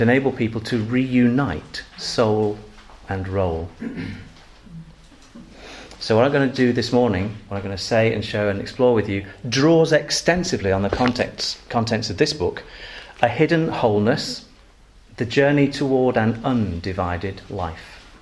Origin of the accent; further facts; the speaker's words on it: Manchester, North West England, United Kingdom; also born or lived in Macclesfield; I'm a Mancunian, which means I'm from Macclesfield. Manchester.